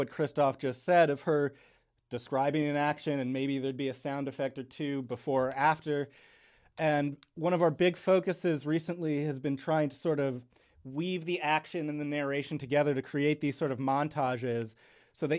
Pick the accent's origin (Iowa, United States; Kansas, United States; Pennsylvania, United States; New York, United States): New York, United States; New York City; we are from New York. This is a New York podcast.